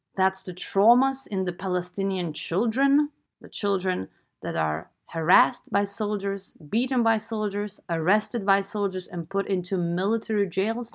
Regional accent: Lithuania; I'm from Eastern Europe. I'm from Lithuania

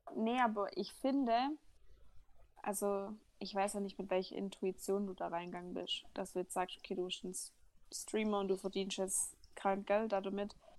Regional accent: Baden-Württemberg, Germany; als Schwabe

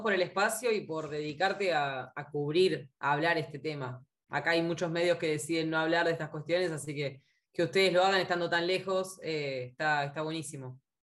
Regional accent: Argentina

